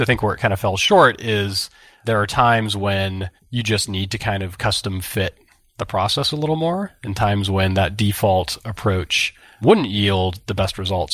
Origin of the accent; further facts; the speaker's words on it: Santa Barbara, California, United States; growing up in Santa Barbara